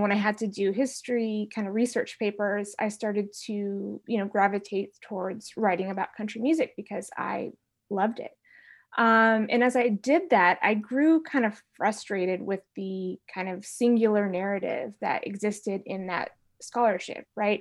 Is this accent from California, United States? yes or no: yes; San Francisco Bay Area, Northern California, United States; I'm from, uh, Northern California, from the San Francisco Bay Area